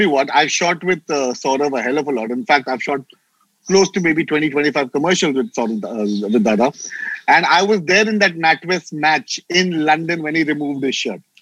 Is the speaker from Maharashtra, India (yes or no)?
yes; Mumbai, Maharashtra, India; I am from Mumbai